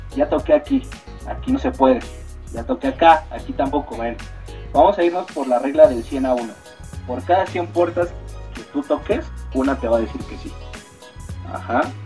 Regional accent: Mexico; nosotros somos una banda mexicana

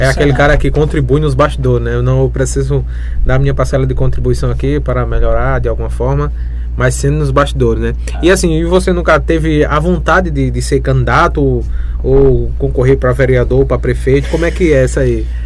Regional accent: També, Pernambuco, Brazil; Eu sou nascido criado em També e.

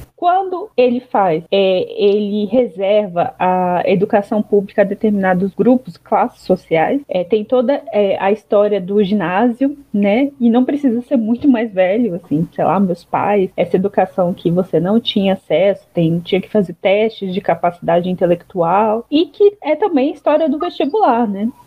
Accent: Brasília, Federal District, Brazil; Eu mesmo cresci em Brasília

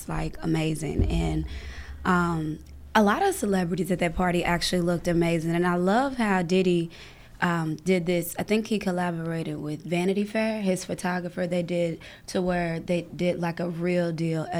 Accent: Louisville, Kentucky, United States; also born or lived in Harlem, New York; now in New York, United States; I'm from Kentucky, Louisville, Kentucky

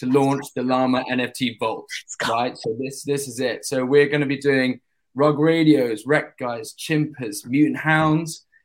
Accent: London, United Kingdom; London, England

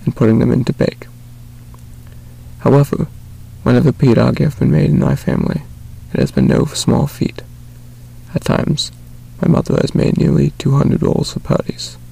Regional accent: North Carolina, United States; I was born and raised in the United States, specifically North Carolina

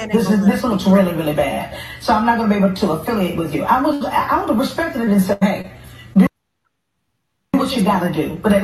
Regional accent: Houston, Texas, United States; …, who we're both from Houston, Texas

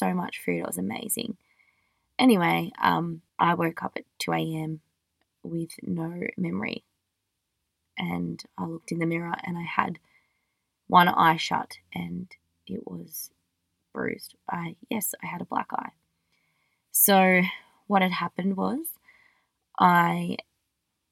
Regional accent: Australia; I'm just an Australian girl

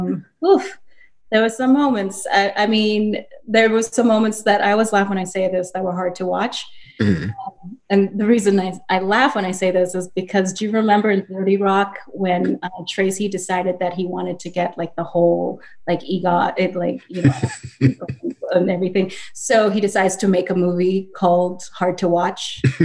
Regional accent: Nigeria; I grew up in Nigeria. I know how to, like, you know, I know how to get my food and gather.

